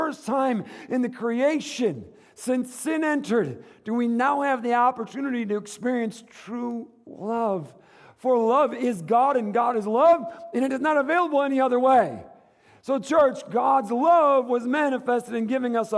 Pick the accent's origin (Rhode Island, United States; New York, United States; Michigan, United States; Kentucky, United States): Michigan, United States; moved away; the Midwest, where I grew up in Michigan